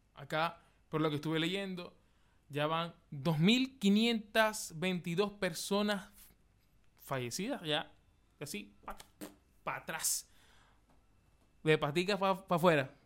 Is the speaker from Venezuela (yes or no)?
yes; Maracaibo, Zulia, Venezuela; moved away as an adult; now in Chile; yo, que soy de Venezuela, Maracaibo